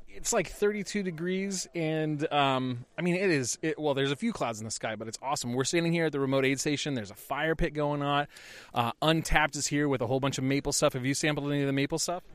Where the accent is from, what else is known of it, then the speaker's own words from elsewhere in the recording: Golden, Colorado, United States; I'm from Golden, Colorado